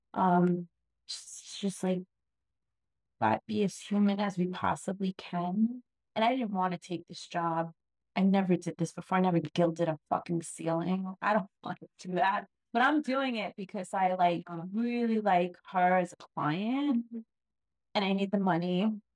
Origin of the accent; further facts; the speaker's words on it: New York, United States; I grew up in New York